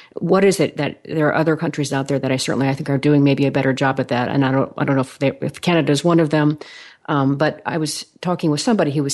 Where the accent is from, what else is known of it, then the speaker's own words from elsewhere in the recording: Oregon, United States; now in Dallas, United States; I grew up in Oregon, and so it's quite homogenous up there.